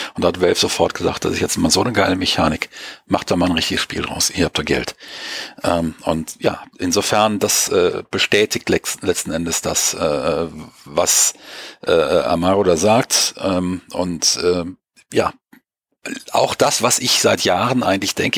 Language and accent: German; Germany; wir sind nicht mehr so stark autoritätsgläubig, wie wir das gerade in Deutschland ja auch lange waren